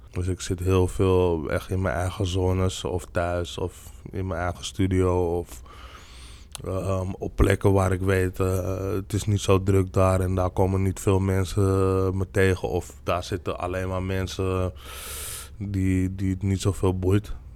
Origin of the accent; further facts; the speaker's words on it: Amsterdam, North Holland, Netherlands; ik ben gewoon hier in Nederland geboren. Alleen ik ben gewoon anders opgegroeid dan de meeste autochtone Nederlanders. Omdat ik gewoon in een buurt ben opgegroeid waar niet zoveel autochtone Nederlanders woonden